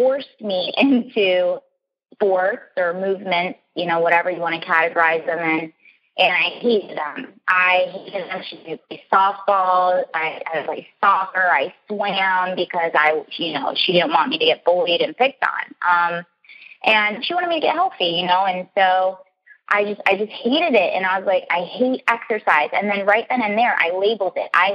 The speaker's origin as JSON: {"language": "English", "region": "Florida", "country": "United States", "said": "I came from Florida"}